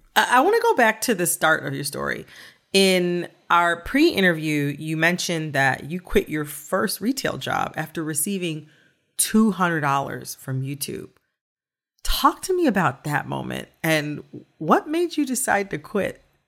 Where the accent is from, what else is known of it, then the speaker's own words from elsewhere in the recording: Michigan, United States; I'm from Michigan too.